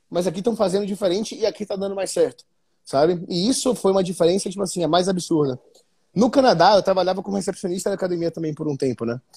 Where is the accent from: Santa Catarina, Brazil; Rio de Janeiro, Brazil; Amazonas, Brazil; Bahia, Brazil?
Bahia, Brazil; Salvador; eu saí de Salvador comendo, tipo assim, salmão, filé mignon pra comer clara de ovo com atum, sabe?